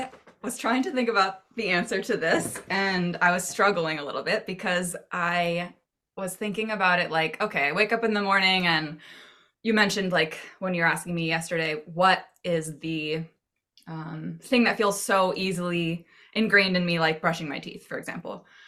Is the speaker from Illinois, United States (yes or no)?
no; Maine, United States; I grew up in Maine, so I hope so.